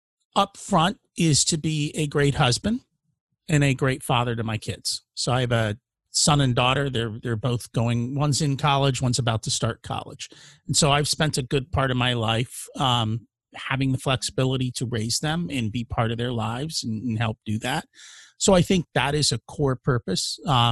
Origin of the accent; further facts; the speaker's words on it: India; now in United States; I'm an immigrant from India